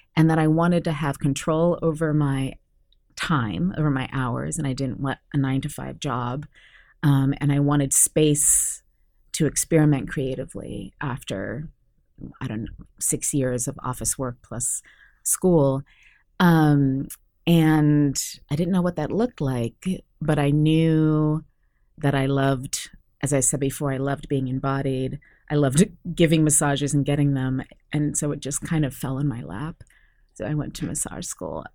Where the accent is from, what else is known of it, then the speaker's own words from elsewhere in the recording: Santa Cruz, California, United States; I was basically born and raised in Santa Cruz, California in the 70s